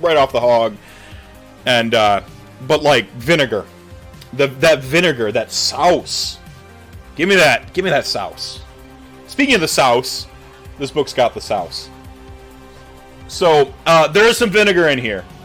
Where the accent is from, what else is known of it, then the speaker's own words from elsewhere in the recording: North Carolina, United States; moved away; also born or lived in Minnesota; Was born in Minnesota, raised in North Carolina